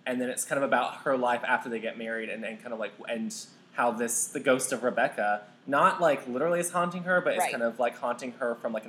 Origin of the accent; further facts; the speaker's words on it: the South, United States; accent: southern; My southern accent is not favorable to this.